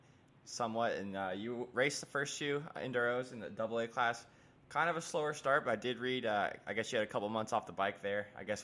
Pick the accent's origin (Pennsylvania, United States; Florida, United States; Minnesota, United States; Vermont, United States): Florida, United States; now in North Carolina, United States; I'm from Florida originally.